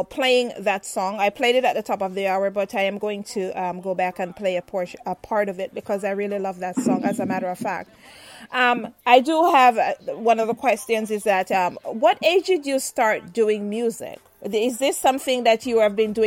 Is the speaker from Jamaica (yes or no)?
yes; Saint Mary Parish, Jamaica; moved away as an adult; also born or lived in Spanish Town, Jamaica; now in United States; I am from St. Mary, yes, and I find that it is one of the, you know, the great parishes out of Jamaica itself.